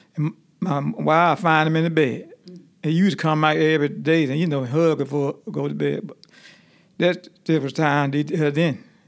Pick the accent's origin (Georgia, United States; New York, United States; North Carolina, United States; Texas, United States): Georgia, United States; also born or lived in Alabama; we moved from Alabama to Georgia when I was a little boy